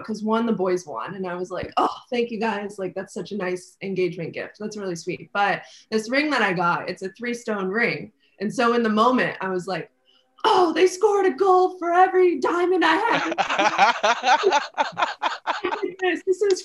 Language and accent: English; Orange County, California, United States; also born or lived in Inland Empire, California / Corona, California; I grew up in Orange County